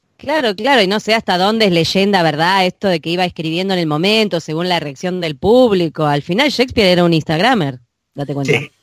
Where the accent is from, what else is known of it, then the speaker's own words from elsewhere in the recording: Buenos Aires, Argentina; accent: porteño; los porteños se creen que no tienen acento, pero tenemos acento.